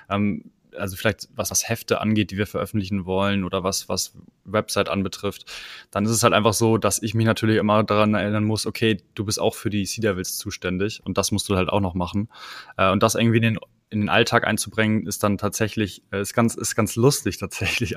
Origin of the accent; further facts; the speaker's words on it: Kiel, Schleswig-Holstein, Germany; moved away as an adult; now in Hamburg, Germany; ich komme ursprünglich aus Kiel